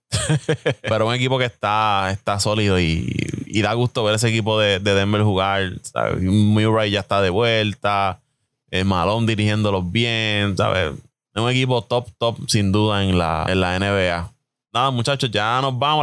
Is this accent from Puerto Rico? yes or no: yes; Puerto Rico; como buenos puertorriqueños que somos